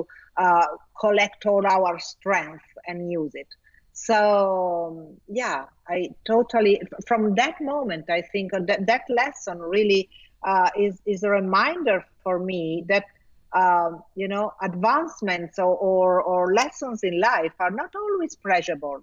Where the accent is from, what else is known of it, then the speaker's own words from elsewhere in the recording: Italy; first language Italian; English is a second language; also born or lived in Milan; I was quite good in Italian. Well, because it's my native language